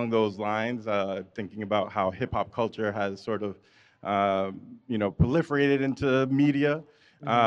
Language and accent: English; New York City, New York, United States; also born or lived in Westchester; I live now in Westchester, but I grew up in the Bronx.